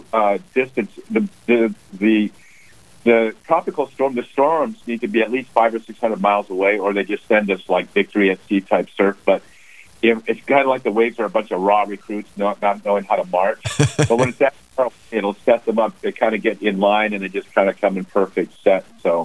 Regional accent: Powers Lake, North Dakota, United States; born there; I do. I was born in Powers Lake, North Dakota.

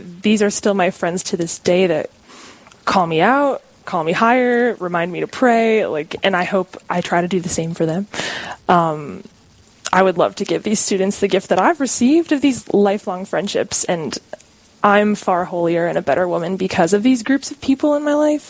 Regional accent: Warner, South Dakota, United States; I'm from a small town called Warner, South Dakota, up north by Aberdeen

